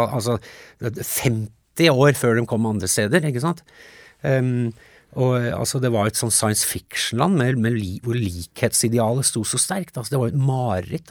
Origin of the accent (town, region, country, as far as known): Norway; born or raised there; also born or lived in United States